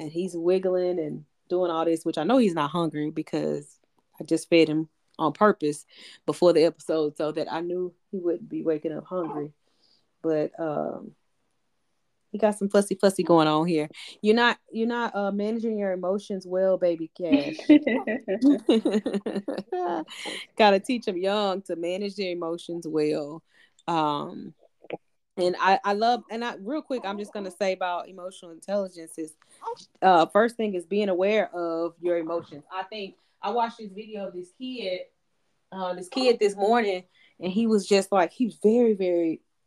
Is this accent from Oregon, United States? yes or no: no; near Wetumpka, Alabama, United States; a junior high school in my hometown, or Wetumpka, which is like 30 minutes from my hometown